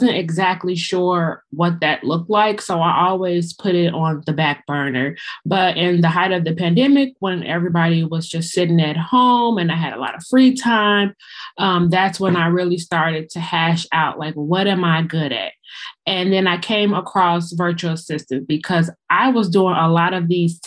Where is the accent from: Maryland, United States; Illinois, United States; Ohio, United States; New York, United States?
Illinois, United States; Chicago; I am from the Windy City, Chicago.